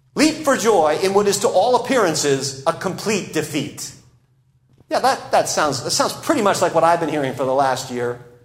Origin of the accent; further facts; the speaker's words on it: United States